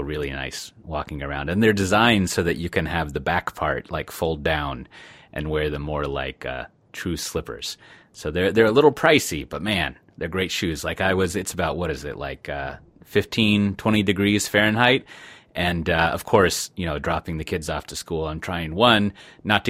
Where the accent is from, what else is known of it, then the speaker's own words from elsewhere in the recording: Texas, United States; I'm from Texas